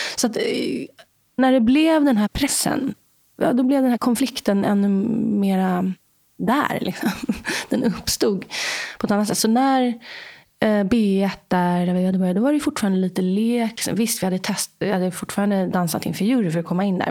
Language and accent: Swedish; Stockholm, Stockholm County, Sweden; Jag är uppvuxen i Vasastan i Stockholm.